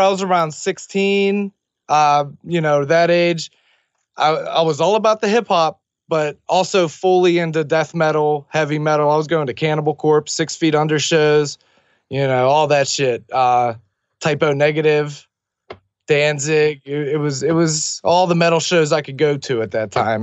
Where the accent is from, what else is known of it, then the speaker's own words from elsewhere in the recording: Millville, United States; my hometown of Millville